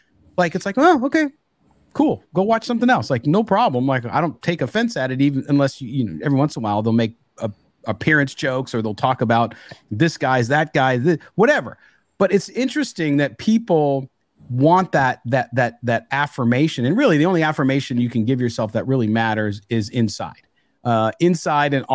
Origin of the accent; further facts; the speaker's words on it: San Diego, California, United States; I grew up in San Diego